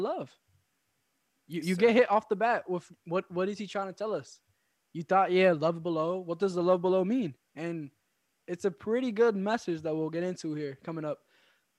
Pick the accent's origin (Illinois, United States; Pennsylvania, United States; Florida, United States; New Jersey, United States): Pennsylvania, United States; Philadelphia; I'm from West Philly